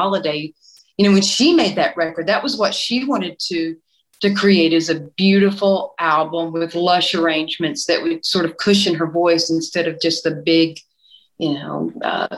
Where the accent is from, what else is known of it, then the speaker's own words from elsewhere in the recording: East Tennessee, United States; I'm from East Tennessee. And so in East Tennessee, you usually grow up listening to gospel music, country, bluegrass, blues